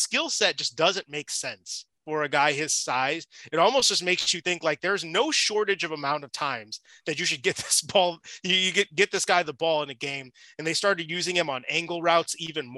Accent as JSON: {"language": "English", "town": "Chicago", "region": "Illinois", "country": "United States", "moved": "yes", "said": "I'm from Chicagoland"}